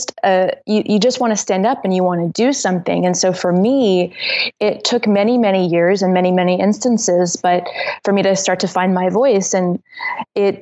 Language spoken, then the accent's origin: English; northern Saskatchewan, Canada; growing up in Saskatchewan